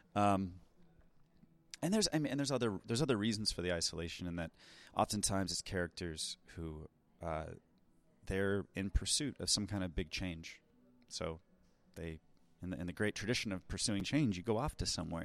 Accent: United States; as an American filmmaker

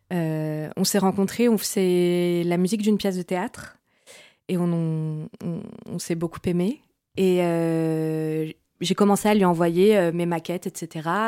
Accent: France; also born or lived in Brazil; moi je suis franco-brésilienne, je suis née au Brésil, je suis arrivée euh, en France quand j'étais enfant avec mes parents

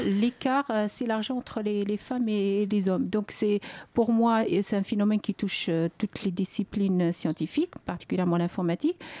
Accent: Algeria; moved away as an adult; now in France; lorsque j'ai quitté l'Algérie

